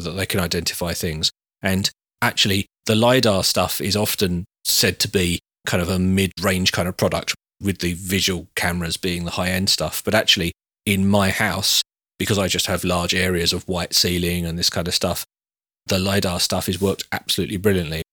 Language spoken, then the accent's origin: English; United Kingdom; we're all British